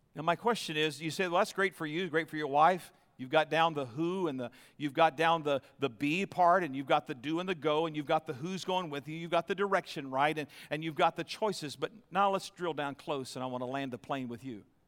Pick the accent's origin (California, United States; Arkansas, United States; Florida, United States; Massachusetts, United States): Florida, United States; moved away as an adult; also born or lived in New York / Nashville; now in Tempe, United States; I was raised in Florida, and we spent most of our married life in New York outside of Manhattan.